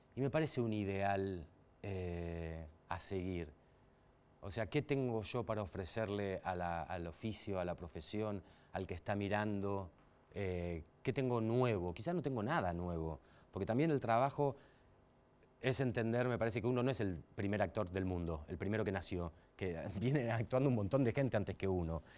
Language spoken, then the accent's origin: Spanish; Mar del Plata, Buenos Aires Province, Argentina; now in Buenos Aires, Argentina; soy de Mar del Plata